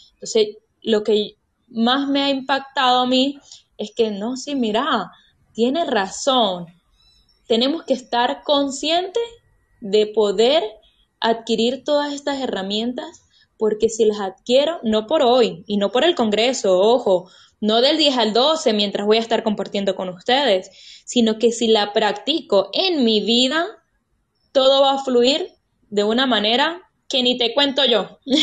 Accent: Mérida, Venezuela; Somos cuatro mujeres venezolanas, todas de acá de Mérida

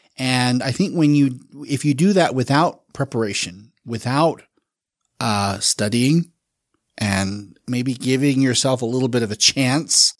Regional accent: Salt Lake City, Utah, United States; also born or lived in Jacksonville, Florida; I've lived in Salt Lake for the better part of thirty years. So I call myself a native, but I was born in Florida

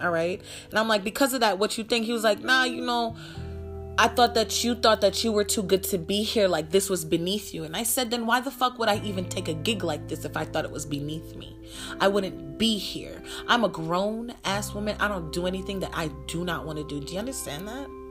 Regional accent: New York, United States; moved away; I'm from New York and now I live in the desert

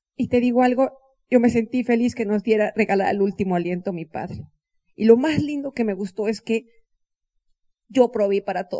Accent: Mexico; en mi país, yo soy mexicana

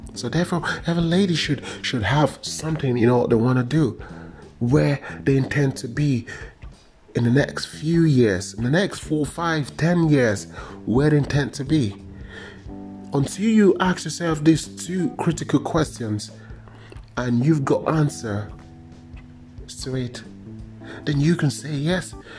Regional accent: Nigeria; when I was growing up in Nigeria

